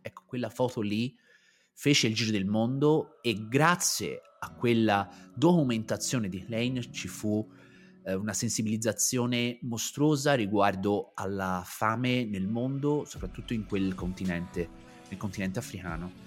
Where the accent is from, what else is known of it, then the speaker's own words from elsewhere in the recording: Pontassieve, Tuscany, Italy; ci fu un mezzo scandalo nel mio, nel mio paese, i miei genitori decisero di farmi cambiare aria